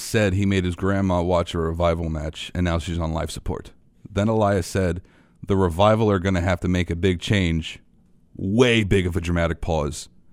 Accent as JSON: {"language": "English", "town": "New York City", "region": "New York", "country": "United States", "tie": "born or raised there", "said": "I'm a kid from Queens"}